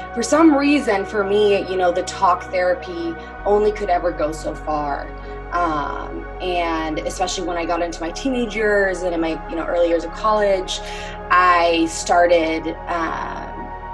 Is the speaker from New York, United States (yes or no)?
no; Omaha, Nebraska, United States; I originally was born and raised in Omaha, Nebraska, so Midwestern girl over here